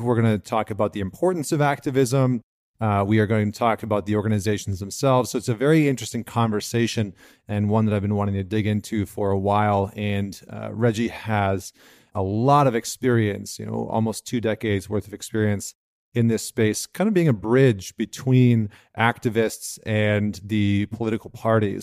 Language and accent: English; Canada; now in United States; being a Canadian that's moved down into the States